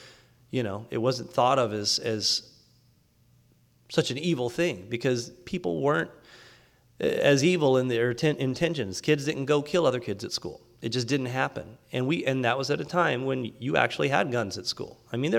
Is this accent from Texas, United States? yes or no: yes; Texas, United States; You know, when I grew up in Texas, most trucks had a gun hanging on the window in the back.